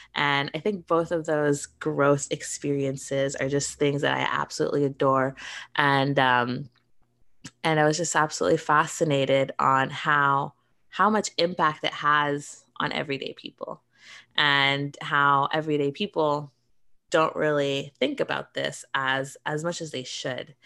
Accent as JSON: {"language": "English", "country": "Canada"}